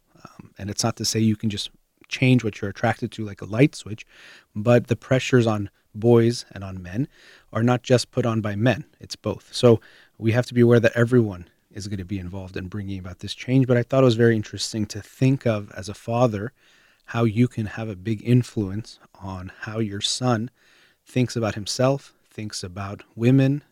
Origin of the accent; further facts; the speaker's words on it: United States; I was born in the United States, have Iranian parents, so I'd be considered Iranian American.